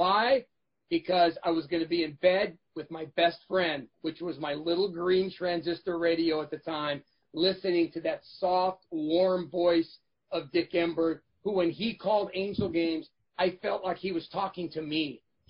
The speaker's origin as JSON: {"language": "English", "town": "Lakewood", "region": "California", "country": "United States", "tie": "born or raised there", "said": "I grew up in Lakewood, California, about 20 minutes down the street from the Big"}